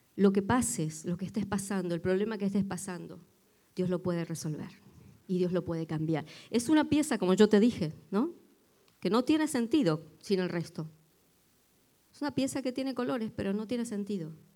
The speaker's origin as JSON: {"language": "Spanish", "country": "Argentina", "moved": "yes", "said": "aunque yo no soy de Buenos Aires"}